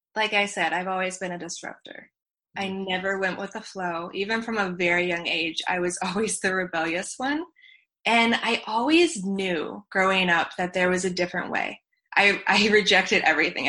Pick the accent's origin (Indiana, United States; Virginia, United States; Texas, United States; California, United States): Virginia, United States; I was born in Virginia